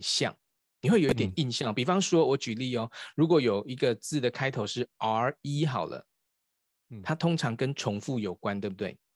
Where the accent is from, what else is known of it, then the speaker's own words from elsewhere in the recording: Taiwan; 我们台湾有一个博士叫萧文干博士。